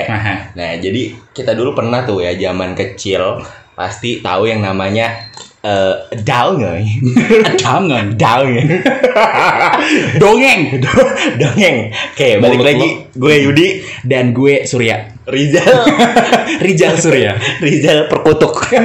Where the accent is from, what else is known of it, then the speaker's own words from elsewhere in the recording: Padang, West Sumatra, Indonesia; Nah, karena dari tempat gue kan, dari Padang.